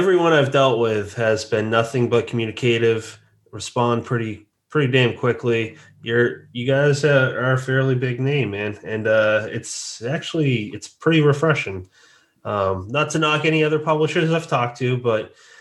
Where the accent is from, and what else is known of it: New England, United States; born or raised there; moved away as an adult; also born or lived in South Jersey; now in New Jersey, United States